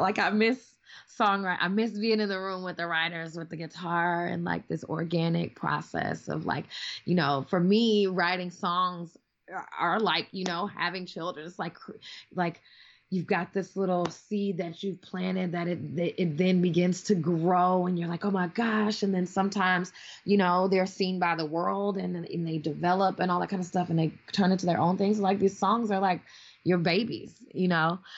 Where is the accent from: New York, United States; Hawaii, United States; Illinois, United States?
Illinois, United States; Chicago; moved away; also born or lived in Milwaukee, Wisconsin; I'm like from Chicago originally, like you know what I mean, concrete jungle